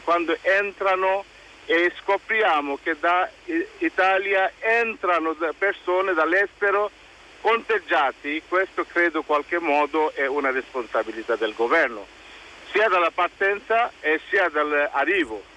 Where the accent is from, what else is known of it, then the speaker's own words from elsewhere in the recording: Bangladesh; Italian is a second language; now in Italy; in Bangladesh in questo momento stiamo vivendo una situazione molto drammatica